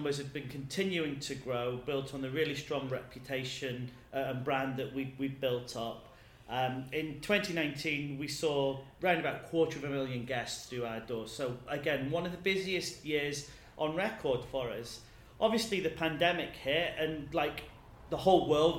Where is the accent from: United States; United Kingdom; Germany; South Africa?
United Kingdom; England; moved away as an adult; now in Edinburgh, United Kingdom; I'm originally from England